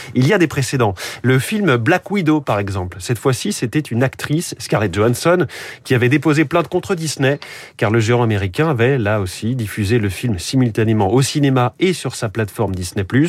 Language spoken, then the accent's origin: French; France